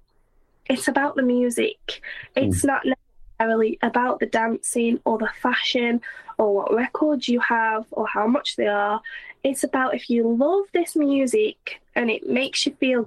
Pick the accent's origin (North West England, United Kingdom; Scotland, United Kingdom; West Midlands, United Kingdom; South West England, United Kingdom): West Midlands, United Kingdom; Stoke-on-Trent; now in Bournemouth, United Kingdom; I'm not from Stoke. I am from Stoke, but I don't live there. And I moved to Bournemouth